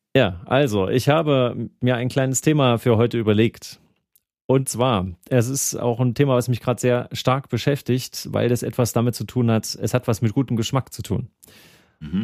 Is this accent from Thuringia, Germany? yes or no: yes; Thuringia, Germany; ich komme aus Thüringen